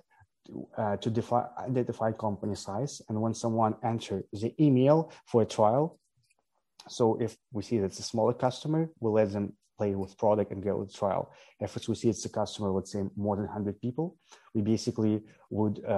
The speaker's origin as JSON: {"language": "English", "country": "Ukraine", "said": "I'm originally from Ukraine"}